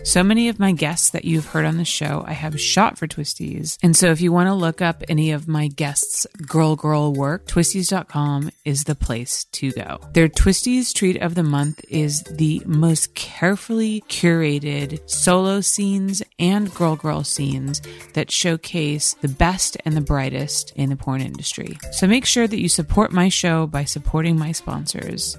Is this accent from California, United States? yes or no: yes; California, United States; having been born in California, I don't think I'll probably ever leave here